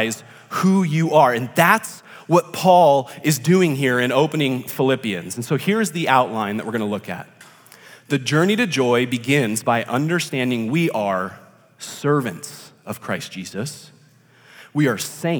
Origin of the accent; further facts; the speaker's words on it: Rancho Cucamonga, California, United States; I am from Rancho Cucamonga, which is located in Southern California